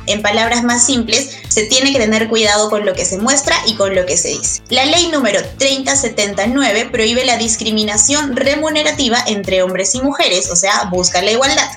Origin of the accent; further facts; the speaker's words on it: Cusco, Peru; now in Lima, Peru; yo soy de Cusco, y cuando llegué aquí a Lima